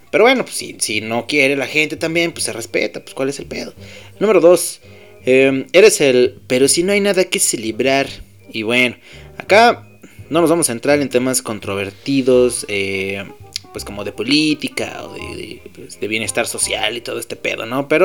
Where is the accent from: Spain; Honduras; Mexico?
Mexico; somos mexicanos y estamos orgullosos de serlo.